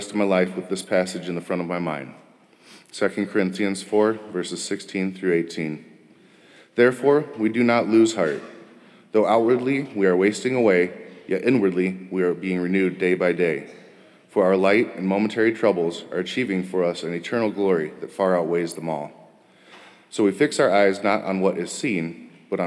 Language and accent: English; Wisconsin, United States; also born or lived in Texas; I was raised going to church until I was 6 when we moved from Texas to Wisconsin